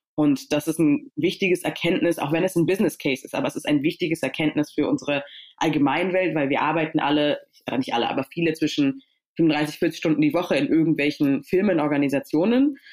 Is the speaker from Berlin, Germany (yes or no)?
yes; Berlin, Germany; also born or lived in Stuttgart; ich bin in Stuttgart geboren, aber ich bin in Berlin aufgewachsen